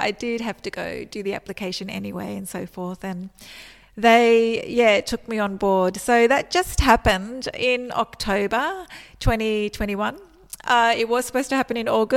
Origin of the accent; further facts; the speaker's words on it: Australia; moved away as an adult; also born or lived in Melbourne; I actually moved back to my hometown, which is over 500 kilometres away from Melbourne